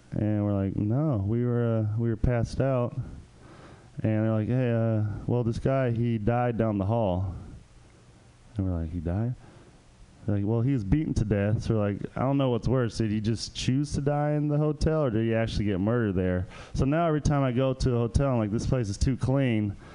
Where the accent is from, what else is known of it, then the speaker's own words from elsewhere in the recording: Hayward, California, United States; I'm stuck in my hometown, out in the East Bay, out in Hayward